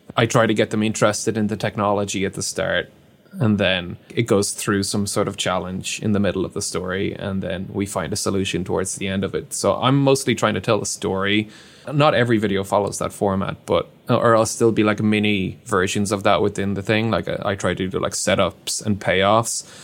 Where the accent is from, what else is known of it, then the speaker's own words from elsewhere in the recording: Ireland; I'm Irish